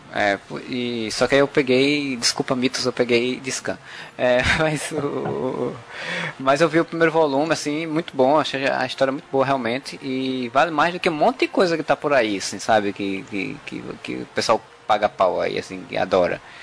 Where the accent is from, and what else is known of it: Paraíba, Brazil